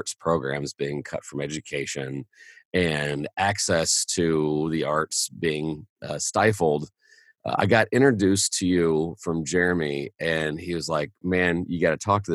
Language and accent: English; Indianapolis, Indiana, United States; I'm from Indianapolis